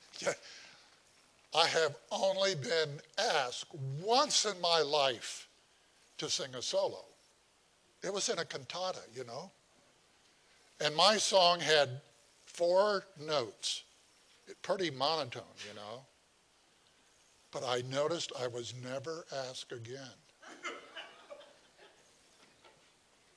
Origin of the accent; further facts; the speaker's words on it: Indiana, United States; moved away; I'm from Indiana